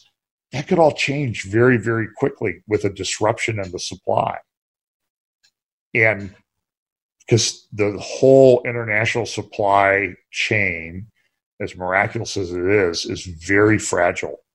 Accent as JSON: {"language": "English", "region": "Northeast Ohio", "country": "United States", "tie": "born or raised there", "said": "I was a kid growing up in Northeast Ohio"}